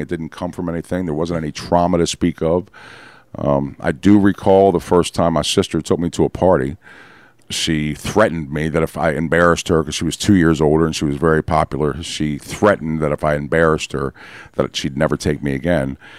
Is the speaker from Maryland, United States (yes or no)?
yes; Baltimore, Maryland, United States; also born or lived in Catonsville, Maryland; I was born in Baltimore